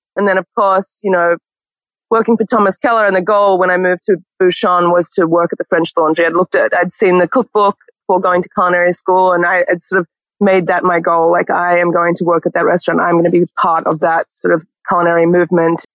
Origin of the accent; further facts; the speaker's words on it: Canberra, Australian Capital Territory, Australia; moved away as an adult; also born or lived in Sydney, Australia / New York, United States; now in Los Angeles, United States; born and raised in Canberra, the capital of Australia